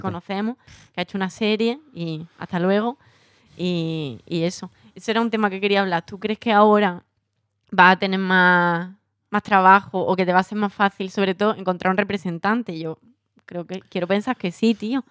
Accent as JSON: {"language": "Spanish", "region": "Andalusia", "country": "Spain", "said": "Somos andaluces"}